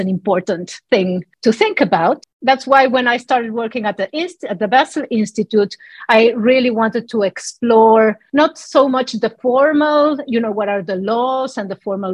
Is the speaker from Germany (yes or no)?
no; Mexico City, Mexico; moved away; I was born and raised in Mexico City